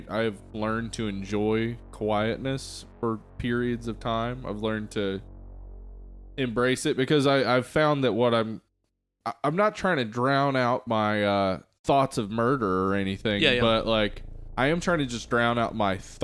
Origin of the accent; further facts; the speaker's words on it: Georgia, United States; I grew up in Georgia